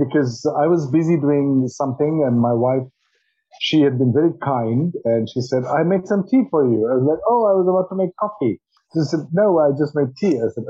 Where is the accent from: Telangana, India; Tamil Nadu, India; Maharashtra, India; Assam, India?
Assam, India; most of them come from my home state where I'm born, Assam. You get Assam tea in Norwich, I'm sure. And I'm born very close to tea gardens. And I grew up drinking tea that we produce in Assam.